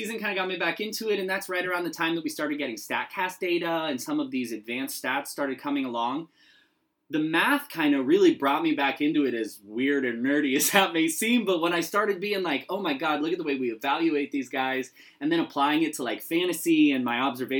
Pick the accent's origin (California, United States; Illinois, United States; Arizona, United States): Arizona, United States; moved away; originally I hail from the Grand Canyon State all the way down in the southwest, Arizona